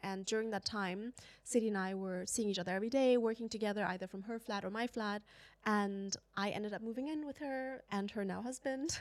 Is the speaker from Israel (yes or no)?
no; China; moved away; I grew up in China